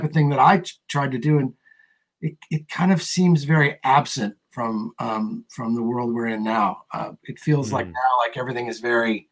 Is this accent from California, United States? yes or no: yes; California, United States; I'm definitely from California